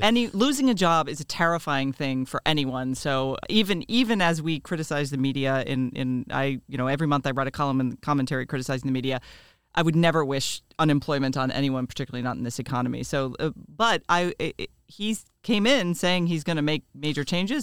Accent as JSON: {"language": "English", "region": "Florida", "country": "United States", "said": "I'm from Florida"}